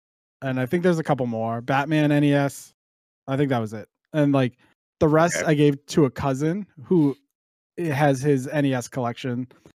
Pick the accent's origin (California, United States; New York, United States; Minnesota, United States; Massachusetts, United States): Massachusetts, United States; Boston; I am from Boston. So you will hear things like wicked, and you may not know what it means, but wicked in this fact means good.